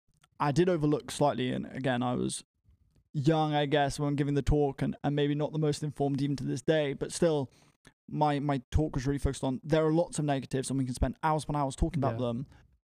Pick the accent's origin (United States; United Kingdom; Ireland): United Kingdom; Bedford, East of England; I'm 23 from Bedford and I'm the co-founder of an organization called Prospect 100.